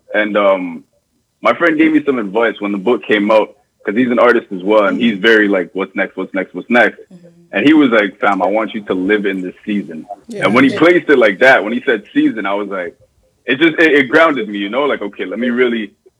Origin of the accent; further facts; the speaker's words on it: Toronto, Ontario, Canada; I'm from Lawrence Heights in Toronto.